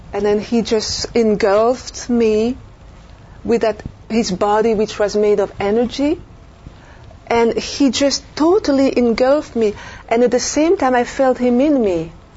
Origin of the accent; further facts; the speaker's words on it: Belgium; moved away as an adult; also born or lived in France; now in United States; I'm French from Europe, and I grew up in uh, Belgium, lived a few years in France